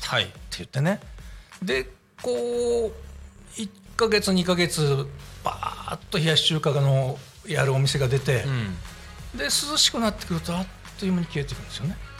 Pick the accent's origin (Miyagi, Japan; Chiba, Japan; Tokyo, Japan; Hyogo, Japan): Chiba, Japan; Sakura; 私の地元になるんですけど、はい、桜市のユーカリ